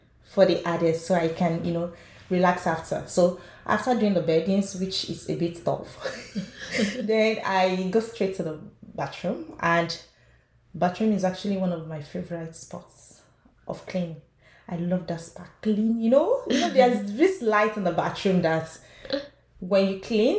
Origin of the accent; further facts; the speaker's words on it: Nigeria; moved away as an adult; now in Canada; I'm from Nigeria. I moved into Canada 4 years ago